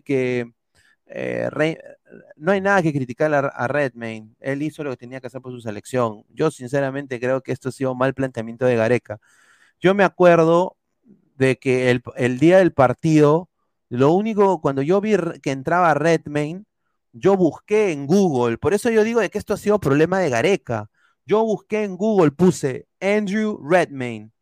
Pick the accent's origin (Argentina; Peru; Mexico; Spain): Peru; nos jode como peruanos